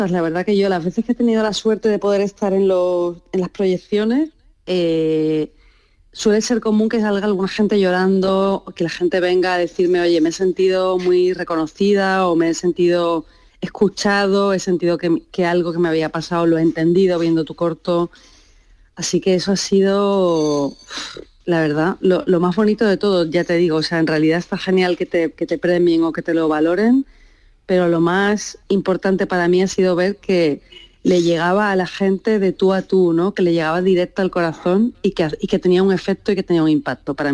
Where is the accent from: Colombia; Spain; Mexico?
Spain; Seville, Andalusia; A ver, eh, claro, yo, soy de Sevilla y para mí era súper importante rodar el corto en Sevilla